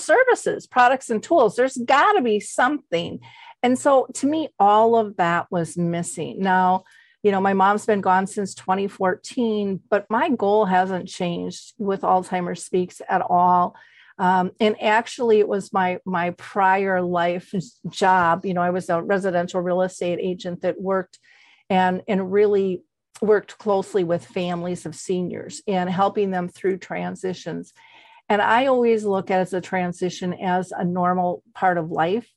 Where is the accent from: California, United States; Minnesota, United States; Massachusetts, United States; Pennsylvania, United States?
Minnesota, United States; I'm a girl from Minnesota. I never traveled much.